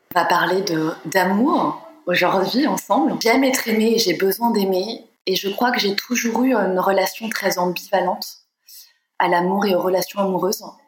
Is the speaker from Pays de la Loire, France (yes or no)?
yes; Nantes, Pays de la Loire, France; moved away; Je suis née à Nantes, euh, j'ai grandi à Nantes